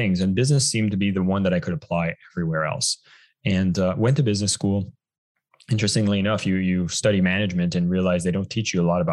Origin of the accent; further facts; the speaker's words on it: Canada; moved away as an adult; now in Bali, Indonesia; I'm actually originally from Canada